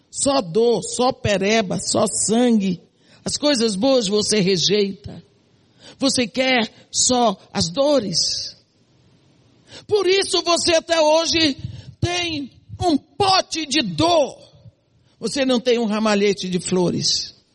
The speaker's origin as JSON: {"language": "Portuguese", "town": "Santarém", "region": "Pará", "country": "Brazil", "tie": "born there", "also_born_or_lived": "Bahia", "moved": "yes", "said": "Nasci em Santarém do Pará. Mudei para Bahia, outro cenário, para um colégio de freira."}